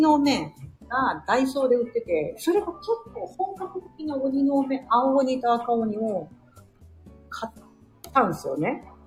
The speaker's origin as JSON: {"language": "Japanese", "region": "Osaka", "country": "Japan", "tie": "born or raised there", "said": "私、大阪出身なんですけど"}